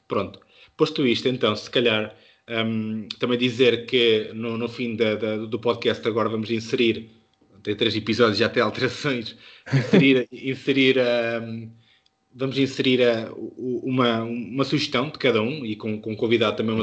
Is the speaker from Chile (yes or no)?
no; Beira, Centro, Portugal; accent: Beirã; a minha pronúncia beirã